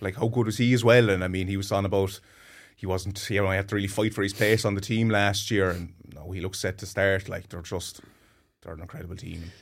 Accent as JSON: {"language": "English", "town": "Watergrasshill", "region": "Munster", "country": "Ireland", "tie": "born or raised there", "said": "I'm from Watergrass and I played hurling with them till I was, Jesus, seventeen or eighteen."}